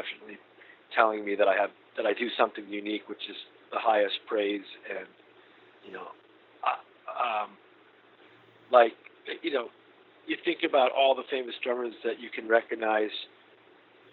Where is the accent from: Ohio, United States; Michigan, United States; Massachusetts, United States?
Massachusetts, United States; Boston; moved away as an adult; also born or lived in New Orleans; I met him in Boston, and that's my hometown